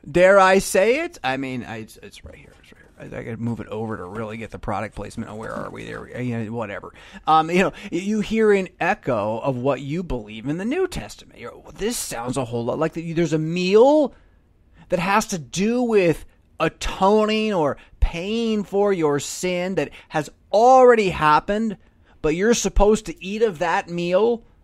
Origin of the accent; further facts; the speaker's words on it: California, United States; now in Illinois, United States; I'm from California